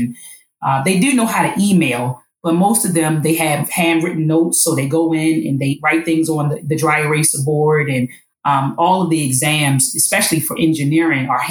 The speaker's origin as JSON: {"language": "English", "town": "Baltimore", "region": "Maryland", "country": "United States", "tie": "born or raised there", "said": "I'm born and raised in Baltimore"}